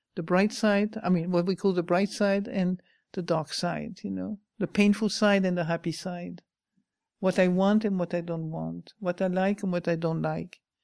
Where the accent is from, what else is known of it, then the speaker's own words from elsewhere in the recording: France; moved away; I come from France